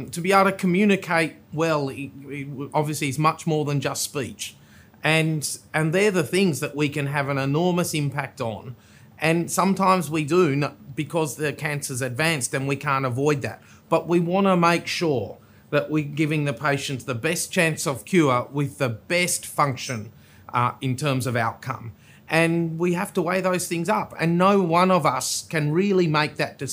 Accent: Tasmania, Australia; also born or lived in South Australia; now in Sydney, Australia; I hail from Tasmania

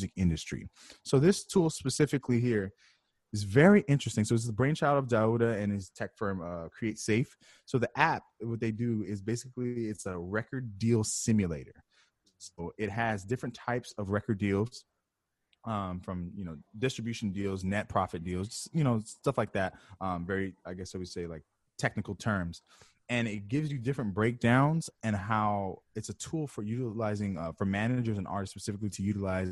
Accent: California, United States; I'm from California too

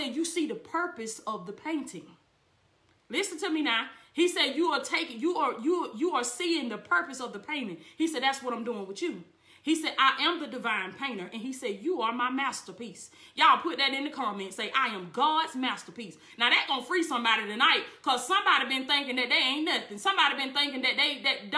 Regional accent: Blakely, Georgia, United States; Blakely, Georgia is not my origin. That's my hometown. I was born in Blakely, Georgia

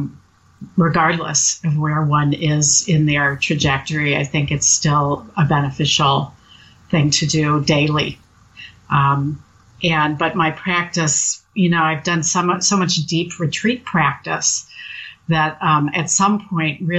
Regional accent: United States; I'm basically an American mutt, the way many of us are

